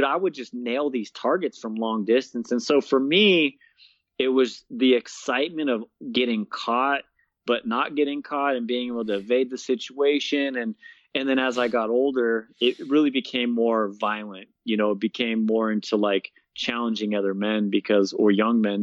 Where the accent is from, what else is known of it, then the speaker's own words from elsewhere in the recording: Bay Area, Northern California, United States; moved away as an adult; now in Colorado Springs, United States; I grew up in Northern California